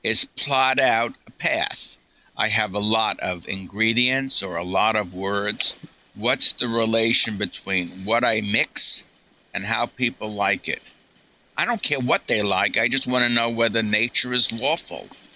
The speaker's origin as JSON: {"language": "English", "region": "New York", "country": "United States", "said": "I'm a New Yorker"}